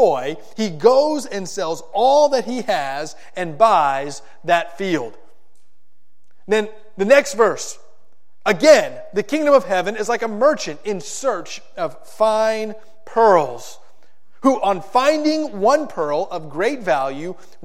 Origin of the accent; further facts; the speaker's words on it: South Florida, United States; When I was in middle school and high school, growing up in South Florida